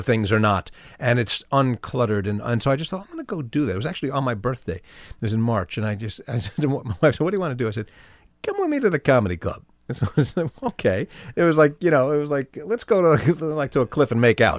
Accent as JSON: {"language": "English", "town": "New York City", "region": "New York", "country": "United States", "tie": "born or raised there", "also_born_or_lived": "New Jersey", "said": "I grew up in Manhattan, in New York."}